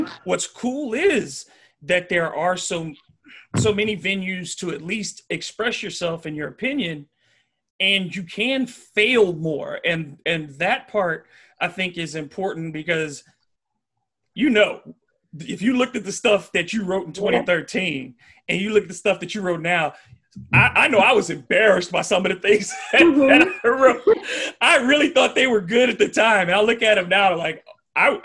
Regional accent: Detroit, Michigan, United States; now in Baton Rouge, United States; I was born in Detroit

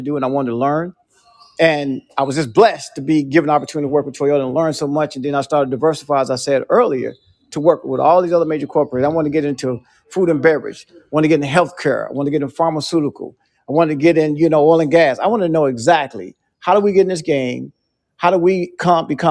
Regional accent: Nashville, Tennessee, United States; a black kid growing up in Nashville

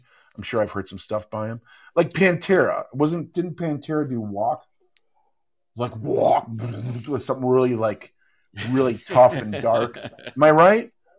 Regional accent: Detroit, Michigan, United States; moved away; also born or lived in Baltimore; I remember when I lived in Baltimore, they're like, you're not from around here, are you? And I'm like, no, I'm from Detroit.

